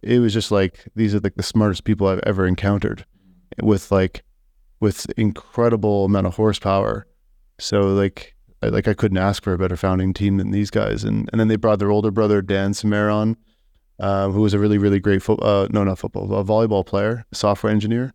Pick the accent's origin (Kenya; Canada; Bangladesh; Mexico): Canada; Saskatoon, Saskatchewan; my hometown